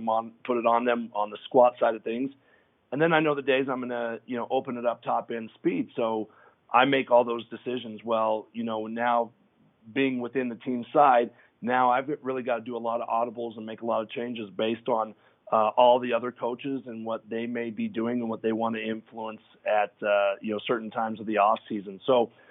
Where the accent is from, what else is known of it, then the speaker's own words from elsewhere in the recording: Denver, Colorado, United States; I've been born and raised in Denver